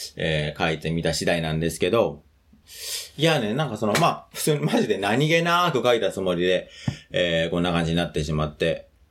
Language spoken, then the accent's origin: Japanese; Tokyo, Japan; 僕はもともと上野の方の出身なので